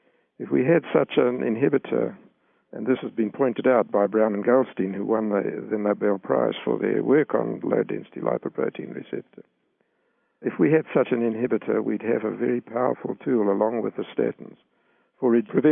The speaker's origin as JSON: {"language": "English", "country": "South Africa", "tie": "born or raised there", "said": "I grew up in South Africa, and black people in South Africa had diets that were much more prudent than the diets that are consumed even today by them."}